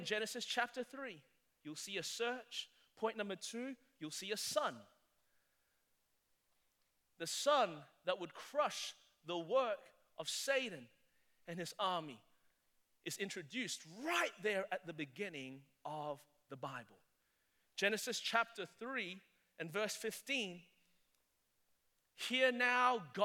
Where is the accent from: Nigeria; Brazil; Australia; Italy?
Australia; moved away as an adult; now in South Carolina, United States; I'm Australian